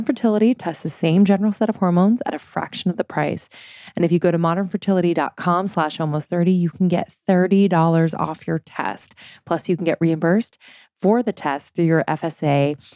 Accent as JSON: {"language": "English", "region": "East Coast", "country": "United States", "also_born_or_lived": "Boston", "moved": "yes", "said": "I'm from the East Coast."}